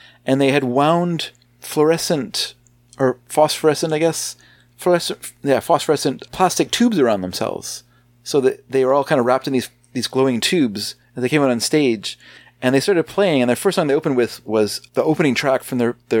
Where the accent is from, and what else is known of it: Canada